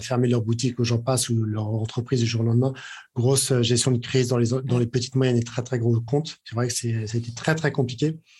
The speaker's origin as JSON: {"language": "French", "country": "France", "said": "on est français"}